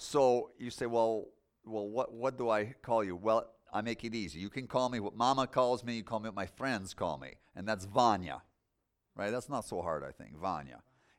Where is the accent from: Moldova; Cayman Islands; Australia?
Moldova; I want to tell my story about growing up in Moldova and some things God did with me.